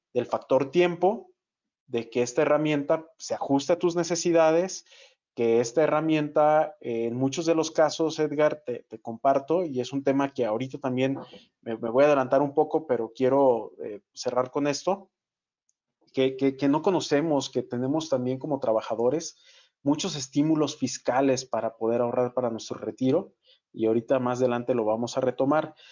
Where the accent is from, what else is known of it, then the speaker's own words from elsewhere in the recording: Guadalajara, Jalisco, Mexico; Yo que soy de Guadalajara